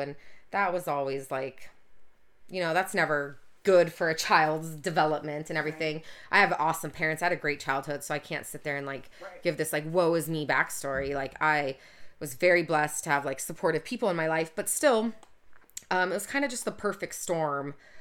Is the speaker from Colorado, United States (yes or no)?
no; Orange County, Southern California, United States; growing up in Orange County